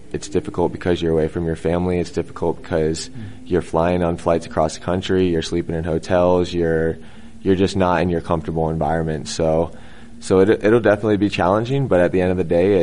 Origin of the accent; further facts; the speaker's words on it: the South, United States; I'm from the South